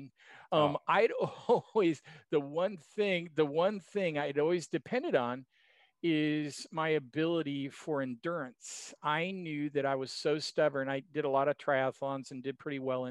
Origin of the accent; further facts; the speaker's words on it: Oregon, United States; moved away as an adult; also born or lived in Kansas; I grew up in Oregon, the son of two mountain climbers